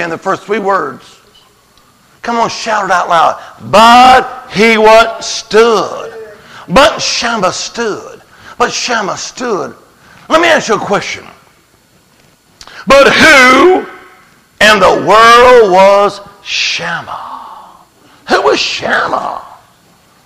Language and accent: English; Alabama, United States; I was raised here also in the Holy Land, Alabama